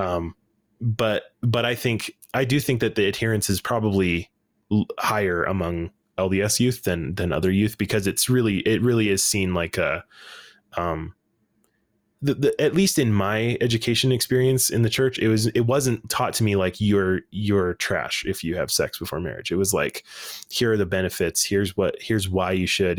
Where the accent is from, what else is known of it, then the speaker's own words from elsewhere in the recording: Salt Lake City, Utah, United States; I grew up in Salt Lake City